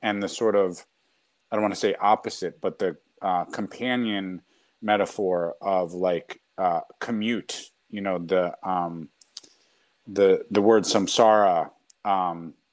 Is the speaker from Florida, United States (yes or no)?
no; New York City, New York, United States; I grew up in New York City